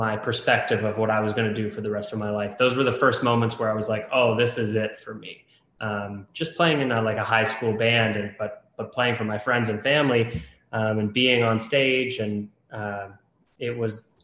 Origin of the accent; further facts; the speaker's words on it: Toronto, Ontario, Canada; I'm from Toronto, Canada.